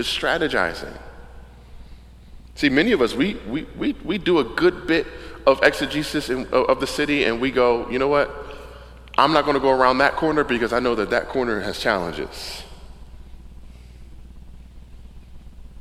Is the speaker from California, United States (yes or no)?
no; Camden, New Jersey, United States; moved away as an adult; now in Wilmington, United States; the neighborhood that I grew up in Camden was South Camden